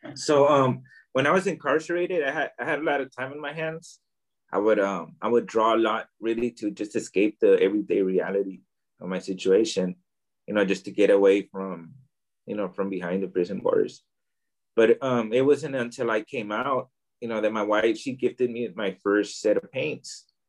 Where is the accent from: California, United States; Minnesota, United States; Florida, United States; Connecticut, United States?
California, United States; Oakland; moved away as an adult; now in Tijuana, Mexico; I was born here in Tijuana, uh, Baja California. Um, I grew up in Oakland, California. I went I went to Oakland when I was about I'd say a few months old. So I grew up there